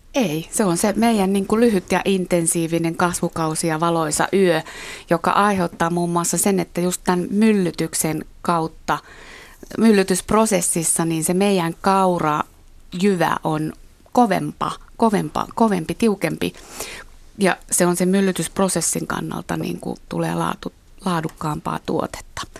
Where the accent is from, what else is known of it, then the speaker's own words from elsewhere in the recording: Finland; mä oon Suomesta